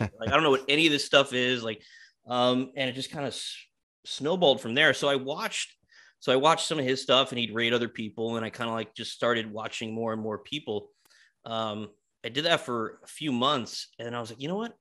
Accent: New York, United States; I grew up in New York, in Queens

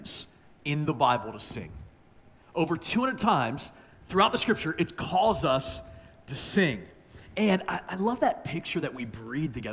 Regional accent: Maryland, United States; I'm from Maryland

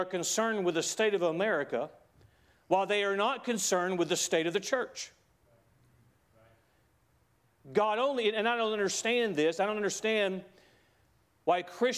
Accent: United States; As an American

